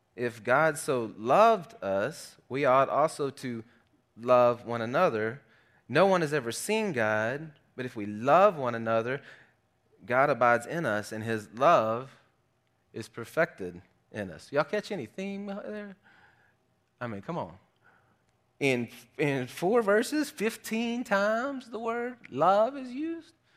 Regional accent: South Arkansas, United States; I grew up in South Arkansas

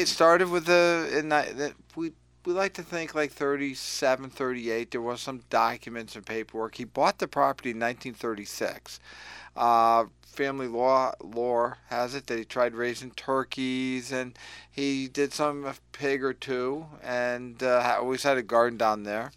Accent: Willimantic, Connecticut, United States; also born or lived in Lebanon, Connecticut; had a great life growing up in Willimantic

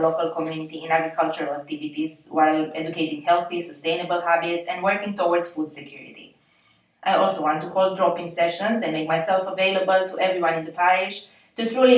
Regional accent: Romania; moved away as an adult; also born or lived in United States / Jersey; now in St Saviour, Jersey; I'm British Romanian, living in St Saviour with my husband

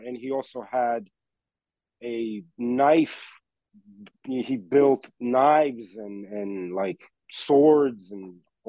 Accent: New York City, New York, United States; also born or lived in Lviv, Ukraine / Italy; I grew up in Queens, New York, and throughout the five boroughs. I did all my schooling in New York City. I went to high school and all of that in New York City.

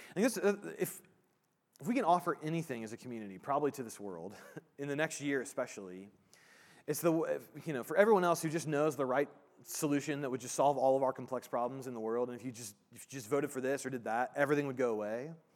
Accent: Indiana, United States; I grew up in Indiana

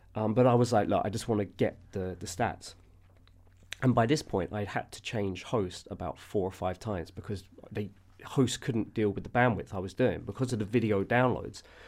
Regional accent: London, United Kingdom; I'm from Southwest London

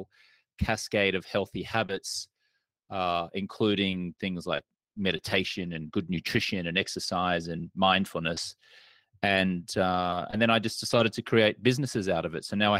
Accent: Brisbane, Queensland, Australia; moved away as an adult; also born or lived in Austin, Texas; now in United States; I grew up in a place called Brisbane on the east coast of Australia. And I moved to the US 20 years ago

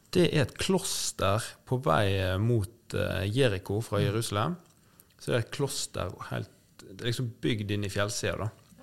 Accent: Nordhordland, Vestland, Norway; Nordhordland, der jeg er fra

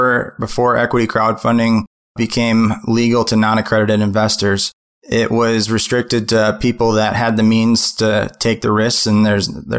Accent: Minnesota, United States; I'm from the Midwest. I'm from Minnesota

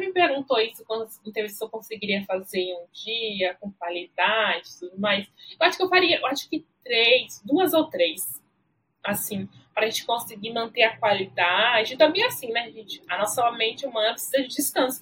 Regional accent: Alagoinhas, Bahia, Brazil; moved away as an adult; now in São Paulo, Brazil; eu fui criada no interior de Alagoinhas pelos meus avós

